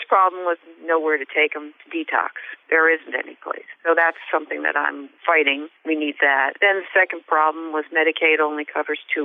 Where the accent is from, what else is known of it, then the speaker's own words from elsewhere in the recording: New Jersey, United States; moved away as an adult; now in Manchester, Vermont, United States; I'm originally from New Jersey. I grew up in New Jersey, and I moved to Vermont 15 years ago.